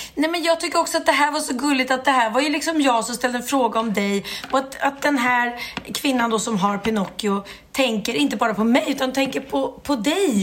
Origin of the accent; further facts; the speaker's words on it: Gustavsberg, Stockholm County, Sweden; jag är uppvuxen då i Gustavsberg